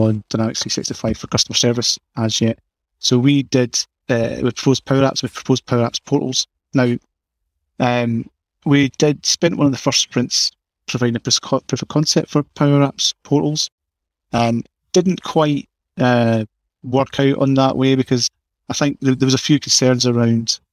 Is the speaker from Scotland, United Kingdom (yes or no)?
yes; Scotland, United Kingdom; accent: Scottish; I'm from Scotland, as you know, as you can tell by the accent